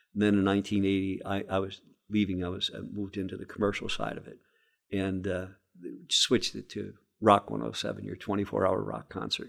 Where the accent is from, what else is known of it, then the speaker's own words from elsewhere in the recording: Scranton, Pennsylvania, United States; I came from a family of thirteen kids growing up in West Scranton